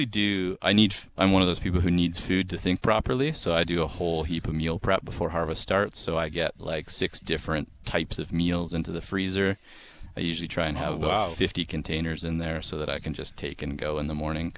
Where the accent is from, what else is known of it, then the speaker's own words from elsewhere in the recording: Campbell River, British Columbia, Canada; also born or lived in Victoria; I'm originally from Campbell River